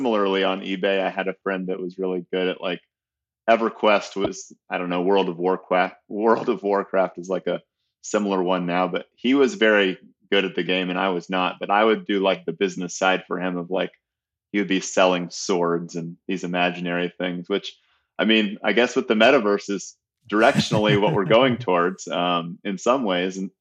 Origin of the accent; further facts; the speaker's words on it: Atlanta, Georgia, United States; also born or lived in Austin, Minnesota / Omaha, Nebraska / Idaho Falls, Idaho; I was born in Austin, Minnesota. My dad worked for Hormel, and that was one of his many stops that took us to Omaha after that. And then we settled in Atlanta by the time I was just entering kindergarten